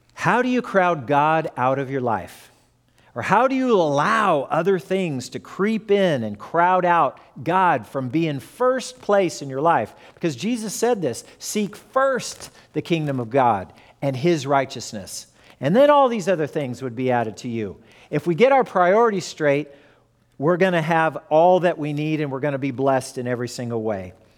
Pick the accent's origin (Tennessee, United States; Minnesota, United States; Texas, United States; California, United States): California, United States; Fullerton; born or raised there; also born or lived in Lawton, Oklahoma